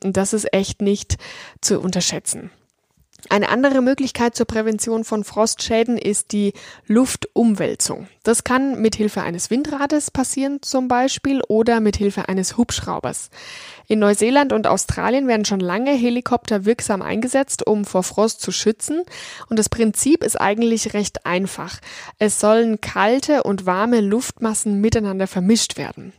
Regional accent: Franconia, Bavaria, Germany; hier in meiner Heimat Franken

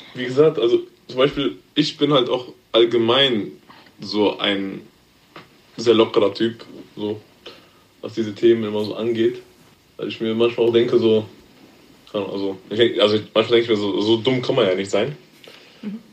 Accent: Germany; Also, meine Eltern stammen aus Ghana. Geboren bin ich hier in Deutschland. Schule gegangen

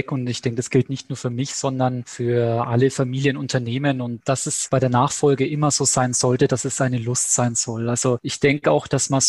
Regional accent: Bamberg, Bavaria, Germany; born there; Ich bin 45 äh, Jahre alt, gebürtiger Bamberger, verheiratet, Vater dreier Kinder.

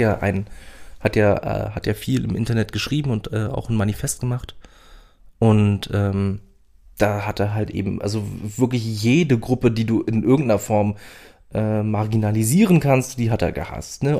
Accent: Berlin, Germany; now in Saxony-Anhalt, Germany; ich wohne schon lange genug in Sachsen-Anhalt, um mich als äh, Sachsen-Anhaltiner zu fühlen und nicht mehr als Berliner

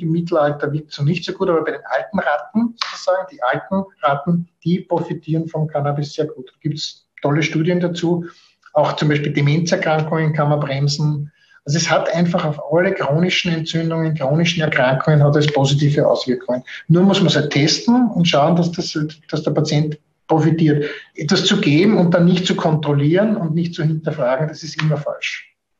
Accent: Austria; bei uns in Österreich

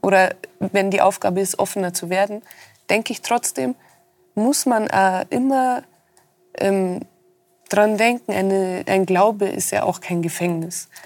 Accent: Rosenheim, Bavaria, Germany; war ich auch wirklich mein Leben lang fast in Rosenheim nur

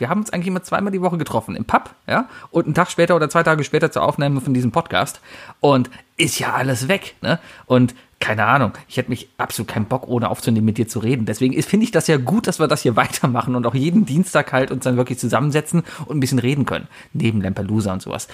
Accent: Germany

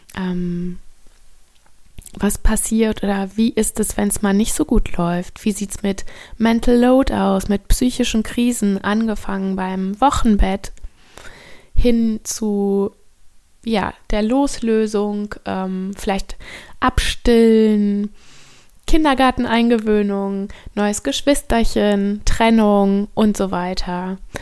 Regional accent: North Rhine-Westphalia, Germany; moved away as an adult; now in Bornholm, Denmark; Also ich bin in Deutschland am Niederrhein geboren und aufgewachsen

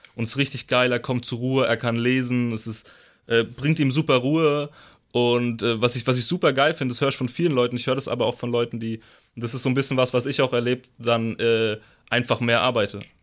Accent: Rhine-Main area, Germany; ich komme auch aus dem Rhein-Main-Gebiet

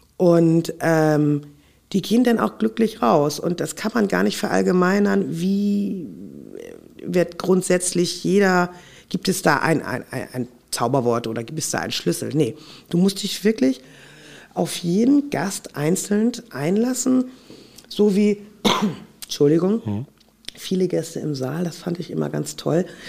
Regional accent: Hamburg, Germany; Aber ich bin ja auch in Hamburg aufgewachsen. Das ist ja auch meine Heimat und mein Herz. Ich bin tatsächlich hier auf St. Pauli geboren

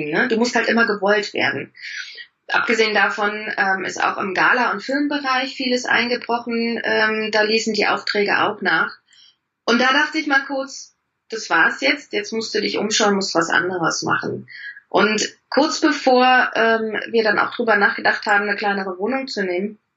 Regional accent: East Germany, Germany; Ich komme aus dem Osten, da haben die Frauen das auch

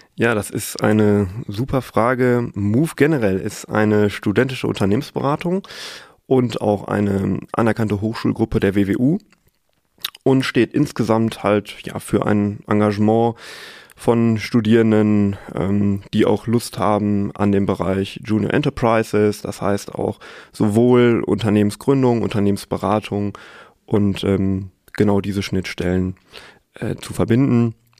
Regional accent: Sauerland, North Rhine-Westphalia, Germany; moved away as an adult; now in Münster, Germany; gebürtiger Sauerländer, habe dort auch äh, meinen Bachelor gemacht

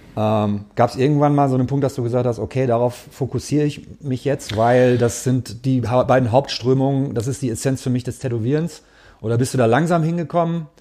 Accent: Gelsenkirchen, North Rhine-Westphalia, Germany; also born or lived in Cologne; ich komme aus Gelsenkirchen, aus dem Ruhrpott

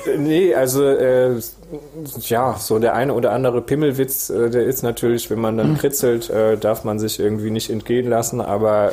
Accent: Esslingen am Neckar, Baden-Württemberg, Germany; ich bin in Esslinge am Neckar

